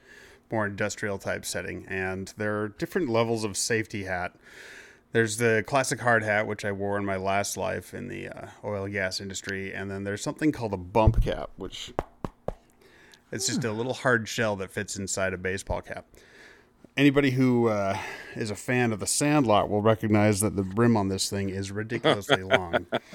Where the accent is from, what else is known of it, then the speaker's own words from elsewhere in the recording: Canada; It was, because, you know, I'm Canadian.